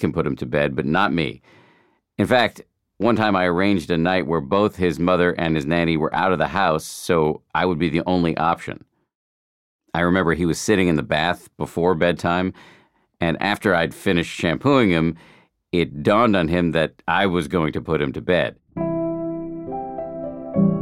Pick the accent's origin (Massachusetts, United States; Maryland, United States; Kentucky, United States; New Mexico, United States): Massachusetts, United States; Boston; moved away; I grew up in Boston, and my parents are still there